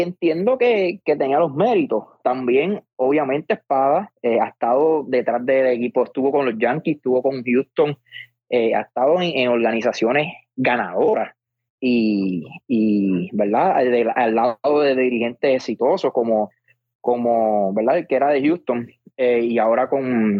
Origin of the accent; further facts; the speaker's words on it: Puerto Rico; como puertorriqueño